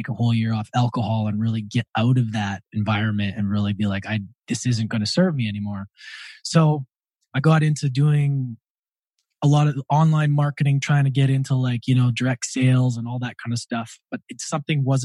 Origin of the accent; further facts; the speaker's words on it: Edmonton, Alberta, Canada; moved away; also born or lived in Australia; I grew up in Edmonton, Alberta, Canada.